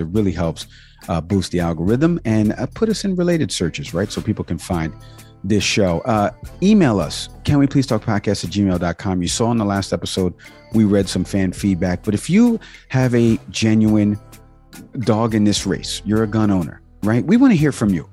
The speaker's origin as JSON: {"language": "English", "country": "Cuba", "said": "I am Cuban, right? We eat uh, lechon and we eat uh, picadillo and we celebrate Nochebuena"}